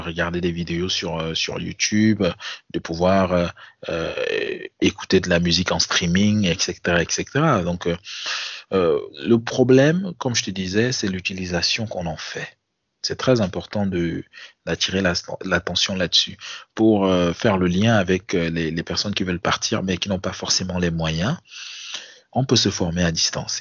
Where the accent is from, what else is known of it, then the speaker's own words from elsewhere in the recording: Cameroon; moved away as an adult; now in France; Ça, fait quatre ans que je suis parti du Cameroun